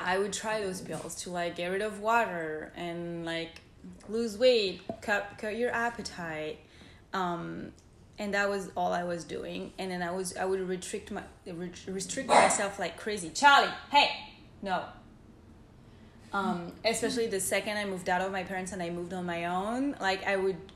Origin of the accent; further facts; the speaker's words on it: France; moved away as an adult; now in United States; I grew up and I was raised in France. So I'm fully French.